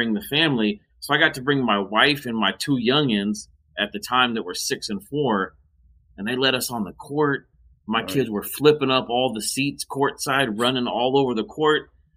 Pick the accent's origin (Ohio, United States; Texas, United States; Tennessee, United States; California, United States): California, United States; Southern; I born and raised in SoCal, grew up watching Lakers